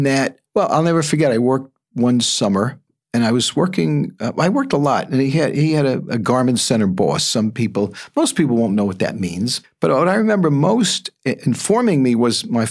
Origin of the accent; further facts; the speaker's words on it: New York City, New York, United States; I grew up in the Bronx